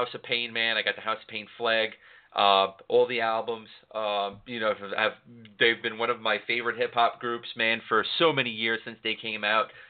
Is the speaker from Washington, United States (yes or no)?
no; New York City, New York, United States; moved away; I'm from New York City